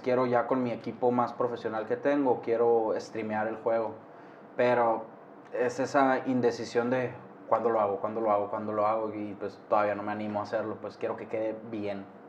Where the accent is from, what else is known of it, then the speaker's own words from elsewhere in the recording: Hermosillo, Sonora, Mexico; soy de Hermosillo, Sonora